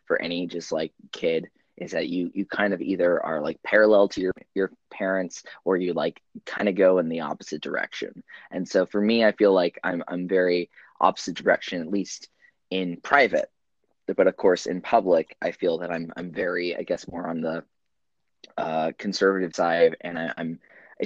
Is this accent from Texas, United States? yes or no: yes; Dallas, Texas, United States; moved away as an adult; now in California Bay Area, United States; I grew up in Texas in parts of the Dallas metropolitan area, and lived in Central Texas for quite a while before I moved out here